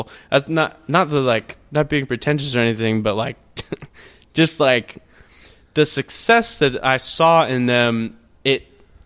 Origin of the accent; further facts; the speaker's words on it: Huntsville, Alabama, United States; also born or lived in Auburn, Alabama / Portland, Oregon; now in Birmingham, United States; I'm from Huntsville